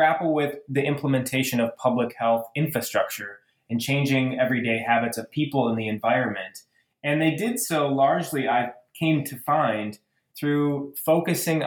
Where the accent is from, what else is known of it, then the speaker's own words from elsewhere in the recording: Michigan, United States; I'm originally from Michigan